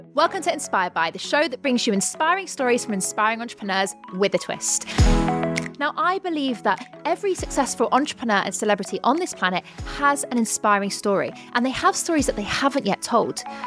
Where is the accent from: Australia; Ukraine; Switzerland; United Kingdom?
United Kingdom; we're both British